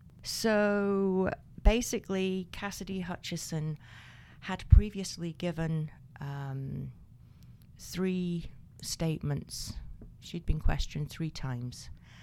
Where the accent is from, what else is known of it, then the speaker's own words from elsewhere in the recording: Scotland, United Kingdom; I'm the Scot.